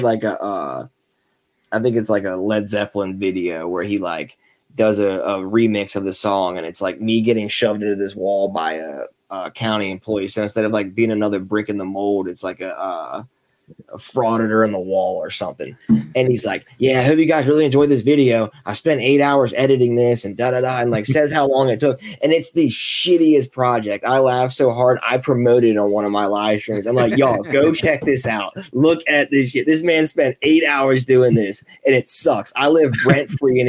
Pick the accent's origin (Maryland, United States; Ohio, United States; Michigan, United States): Maryland, United States; Arnold; now in Annapolis, United States; I'm down in the Napa City now, but I grew up in Arnold